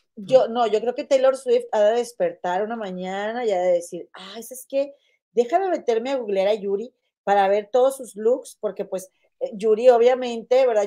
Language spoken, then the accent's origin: Spanish; Mexico; como mexicanos